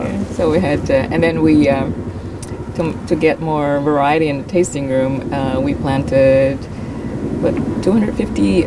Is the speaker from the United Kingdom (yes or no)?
no; Philippines; moved away as an adult; also born or lived in Saudi Arabia; now in Oregon, United States; I'm originally from the Philippines